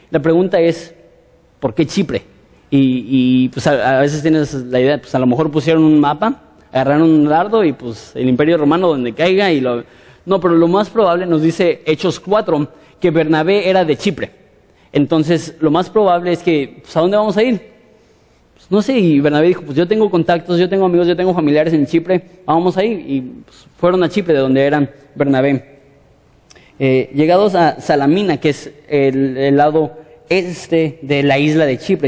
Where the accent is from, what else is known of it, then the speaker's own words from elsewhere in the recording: Mexico; nosotros como mexicanos